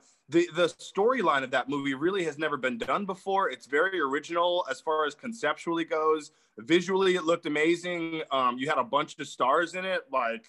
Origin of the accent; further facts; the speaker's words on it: Los Angeles, California, United States; also born or lived in New Jersey; I moved from New Jersey to Hollywood when I was like a young boy, so I pretty much grew up out here, but I have Jersey roots.